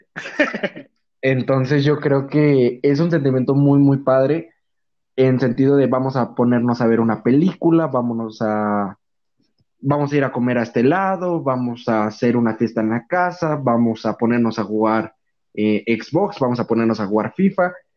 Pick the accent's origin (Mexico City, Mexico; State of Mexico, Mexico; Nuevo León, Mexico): Mexico City, Mexico; moved away; soy chilango